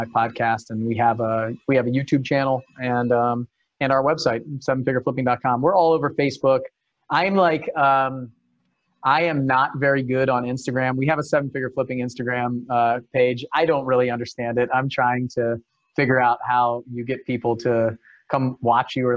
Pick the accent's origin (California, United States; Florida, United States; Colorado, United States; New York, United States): California, United States; San Diego; I was born in San Diego